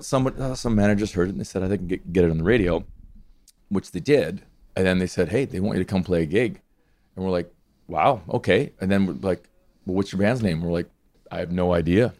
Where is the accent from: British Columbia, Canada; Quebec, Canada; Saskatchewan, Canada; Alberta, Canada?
Alberta, Canada; Hanna; born or raised there